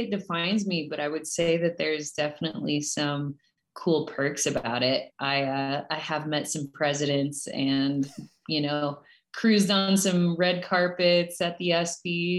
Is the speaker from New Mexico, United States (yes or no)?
yes; Farmington, New Mexico, United States; also born or lived in Colorado / California; now in Reno, United States; I am here in Reno, Nevada at the moment. I am from Farmington, New Mexico originally.